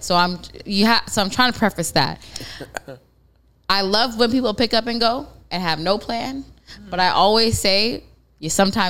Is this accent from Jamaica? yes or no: yes; Jamaica; now in Toronto, Canada; I'm Jamaican.